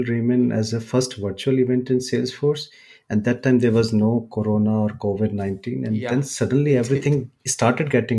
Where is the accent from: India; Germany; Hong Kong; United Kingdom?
India; I'm from India, and I'm originally a Java J2E guy